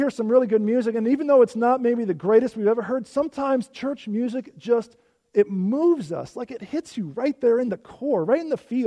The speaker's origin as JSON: {"language": "English", "region": "Illinois", "country": "United States", "tie": "born or raised there", "moved": "yes", "said": "I grew up in Illinois."}